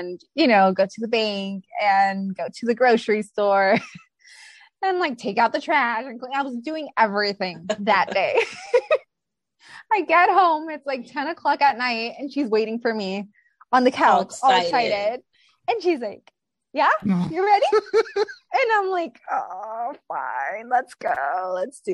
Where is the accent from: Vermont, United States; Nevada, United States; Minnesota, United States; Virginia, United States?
Nevada, United States; Las Vegas; also born or lived in Mexico City; I'm from Vegas